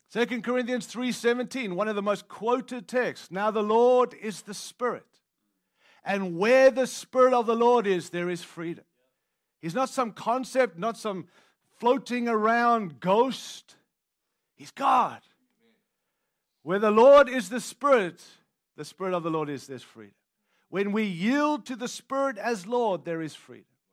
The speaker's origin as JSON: {"language": "English", "country": "Australia", "moved": "yes", "lives_now": "United States", "said": "I don't live in South Africa, and I'm from Australia, which is another country"}